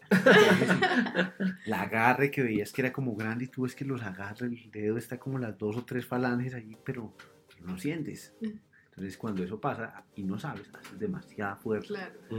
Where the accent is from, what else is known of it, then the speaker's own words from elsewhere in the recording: between Suesca and Sesquilé, Cundinamarca, Colombia; also born or lived in Zipaquirá; toda la vida crecí eh, en una vereda que está entre Suezca y Sesquilé